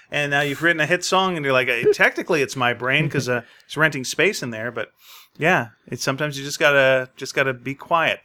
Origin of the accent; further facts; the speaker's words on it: Montreal, Quebec, Canada; I was born in Montreal